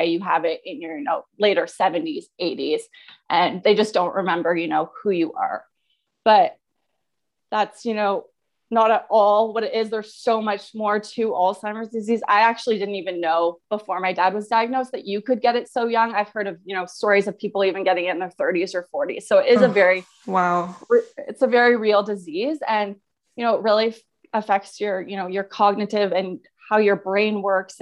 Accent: Ottawa, Ontario, Canada; I'm from Ottawa, Ontario

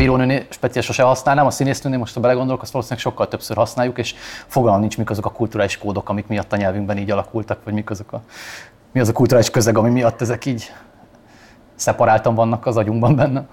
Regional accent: Eastern Hungary, Hungary; azért picit keleti vagyok, de nem annyira

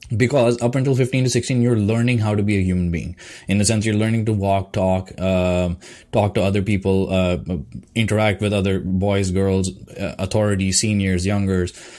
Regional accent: India; now in Canada; my background as an Indian person, like coming from Indian culture, because the schooling system, the cultural system there is different

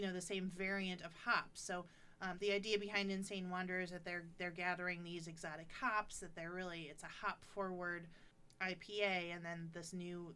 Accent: Monroe, Michigan, United States; I grew up in Monroe, Michigan.

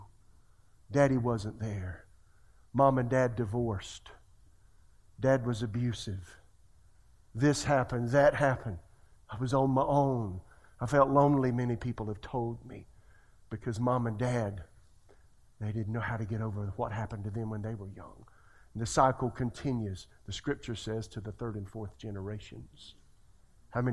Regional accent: Florence, South Carolina, United States; moved away; I'm from Florence, South Carolina

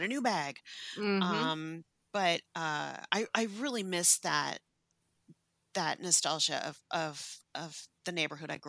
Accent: San Francisco, California, United States; I grew up in San Francisco. I grew up in the Sunset District

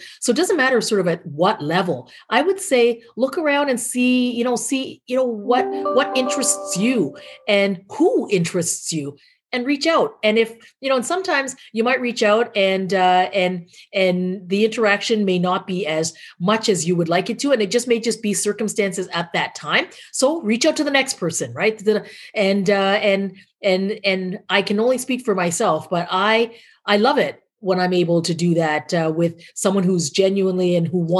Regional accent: Canada; I have not been as proud as I am as a Canadian

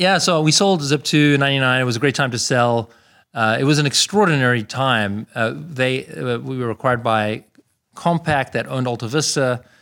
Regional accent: Pretoria, Gauteng, South Africa; born or raised there; moved away as an adult; also born or lived in Canada; now in United States

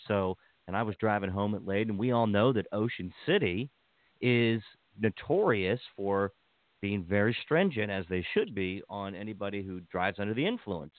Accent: Washington County, Maryland, United States; now in Montgomery County, Maryland, United States; I grew up in Washington County and I live in Montgomery County

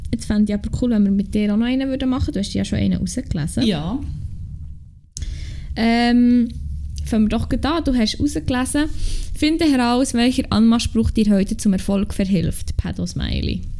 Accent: Bern, Switzerland; accent: Emmental; Also wenn ich im Emmental bin, dann kommt dann auch wirklich die Emmentalerin in meinem Herz aus mir raus.

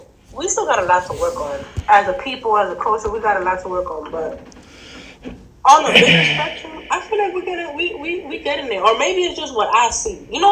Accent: Dominican Republic; They'll think, oh, you Cuban. Oh, you Puerto Rican. They would never think I'm Dominican, because Dominicans wasn't out here like that.

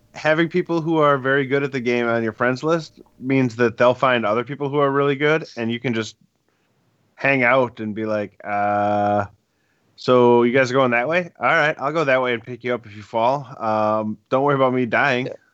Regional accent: Wisconsin, United States; I'm from Wisconsin

